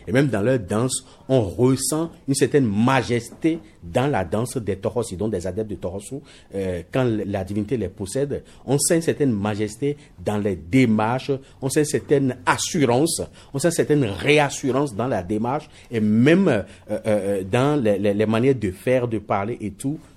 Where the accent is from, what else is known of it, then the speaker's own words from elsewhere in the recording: Benin; Bon, ça me rappelle que je suis béninois et puis ça me rappelle également WIDA 92.